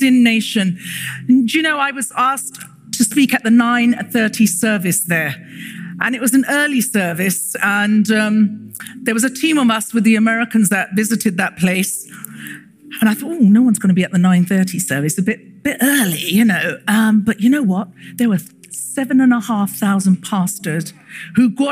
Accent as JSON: {"language": "English", "region": "London", "country": "United Kingdom", "tie": "born or raised there", "said": "I was born and raised in London."}